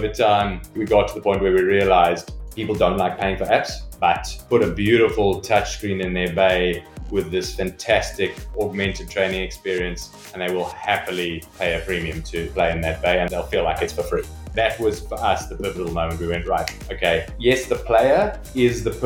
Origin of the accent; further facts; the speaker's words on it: South Africa; also born or lived in Johannesburg; now in London, United Kingdom; I come from South Africa originally.